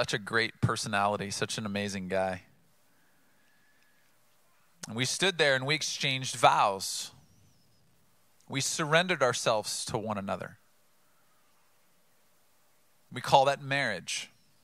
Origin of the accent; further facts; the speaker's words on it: Oceanside, California, United States; Growing up in Oceanside, I grew up by a large military installation, Camp Pendleton